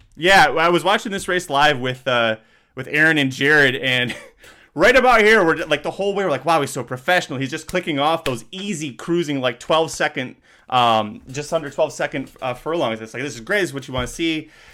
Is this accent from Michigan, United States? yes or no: yes; Michigan, United States; I'm from Michigan